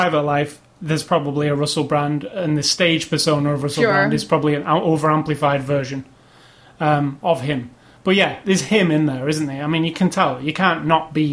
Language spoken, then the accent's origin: English; United Kingdom; I am a British man